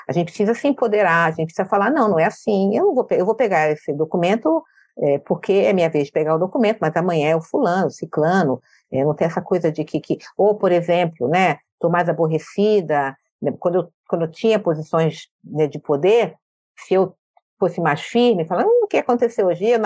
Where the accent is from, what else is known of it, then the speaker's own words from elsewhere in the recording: Rio de Janeiro, Brazil; now in São Paulo, Brazil; sou do Rio